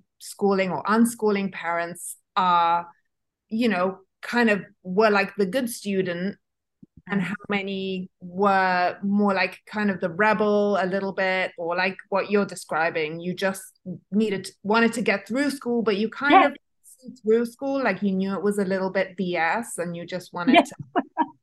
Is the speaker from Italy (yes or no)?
yes; Italy; moved away; I was raised in Italy and I went to school there.